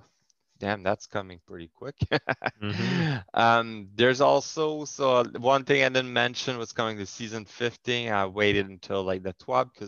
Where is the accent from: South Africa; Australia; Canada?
Canada; first language French; English is a second language; I'm French Canadian